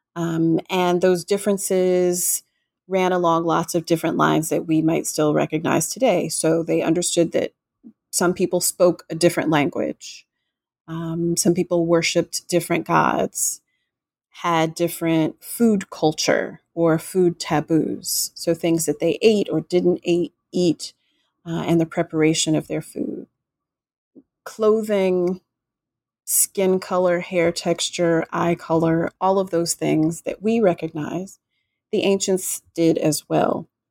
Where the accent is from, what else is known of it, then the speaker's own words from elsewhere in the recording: Gulf Coast, Florida, United States; I grew up in Florida on the Gulf Coast